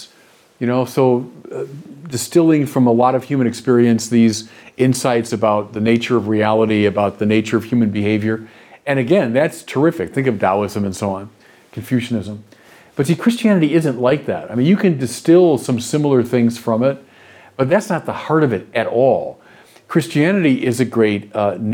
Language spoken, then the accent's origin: English; United States; also born or lived in Paris, France / Chicago; As Americans